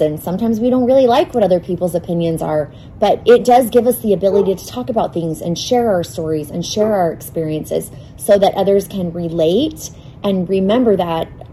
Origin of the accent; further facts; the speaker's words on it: Phoenix, Arizona, United States; I grew up in North Phoenix, fifth generation Arizona native